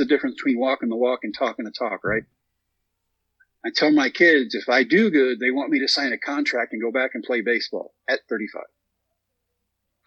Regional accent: Texas, United States; We come back to my home state of Texas, haven't been home in 3 months

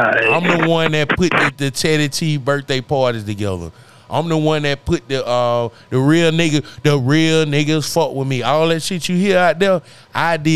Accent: Birmingham, Alabama, United States; I'm from Birmingham, of course.

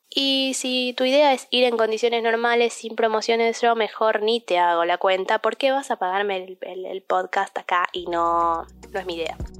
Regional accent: Argentina; also born or lived in United States; yo te estoy hablando de el programa de Auper en Estados Unidos siendo ciudadana argentina

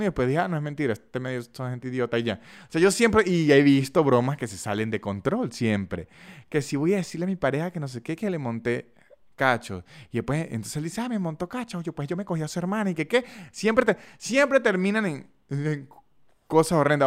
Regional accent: San Cristóbal, Táchira, Venezuela; accent: San Cristóbal; yo tengo todavía el acento de San Cristóbal

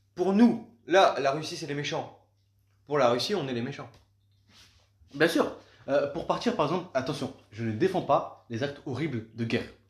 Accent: France; moi, en tant que Français

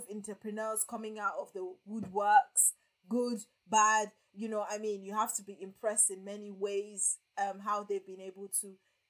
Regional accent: Nigeria; because I'm Nigerian after all

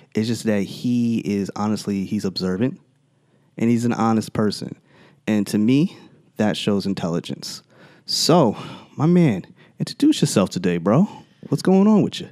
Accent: Teaneck, New Jersey, United States; growing up in Teaneck

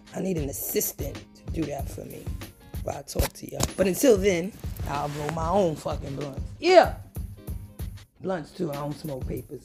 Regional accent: New York City, New York, United States; you guys know I'm from the Bronx

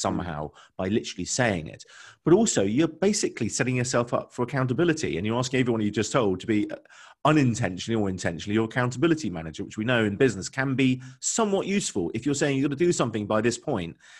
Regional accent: London, United Kingdom; moved away as an adult; now in Bristol, United Kingdom; I grew up in London.

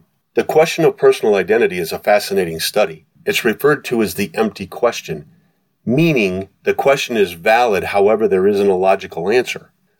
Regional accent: New York, United States; accent: New York; I stopped telling people I was from New York, the city America loves to hate. Knowing a bad thing when I heard it, I had exterminated my New York accent by taking speech lessons in high school.

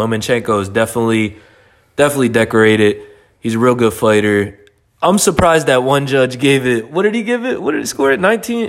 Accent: New Jersey, United States; we're from Jersey

